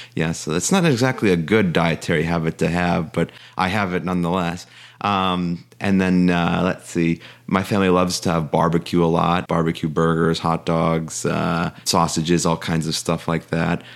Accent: Chicago, Illinois, United States; moved away as an adult; also born or lived in Virginia; originally born and raised in Chicago

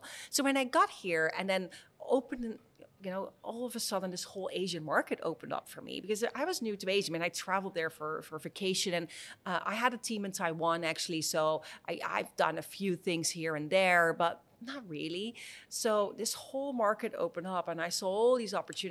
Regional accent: Netherlands; moved away as an adult; also born or lived in San Francisco, United States; I was born in the Netherlands

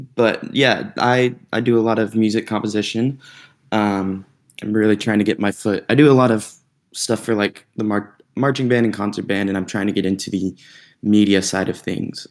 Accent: North Georgia, United States; moved away as an adult; we grew up in North Georgia, not the best little town

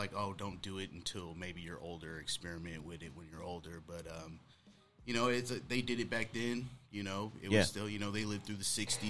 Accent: Pittsburg, California, United States; I'm from a small town in the Bay Area called Pittsburgh, California, without the H at the end. And it's a small town. It's a town kind of sprouted up after World War II because of Camp Stoneman. So there was a military camp there.

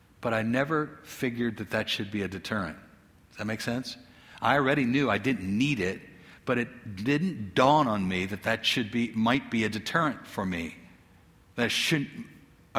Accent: United States; as an American who's well off.

